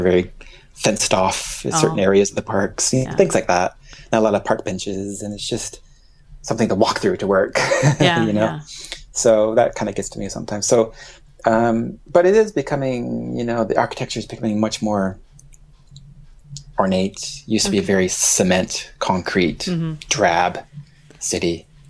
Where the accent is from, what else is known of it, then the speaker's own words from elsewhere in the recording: Pennsylvania, United States; also born or lived in Boston, Massachusetts; now in Tokyo, Japan; I was born in Pennsylvania, but I lived in Boston before coming here.